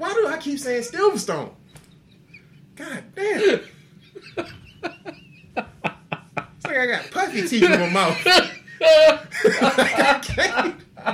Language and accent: English; United States; I'm also an American